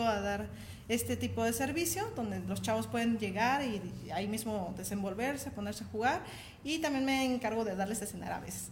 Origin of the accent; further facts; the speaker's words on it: Mexico City, Mexico; now in Aguascalientes, Mexico; originaria soy del Distrito Federal, pero, ya llevo años aquí, desde 17, 18 años, entonces pues ya, ya, soy prácticamente de aquí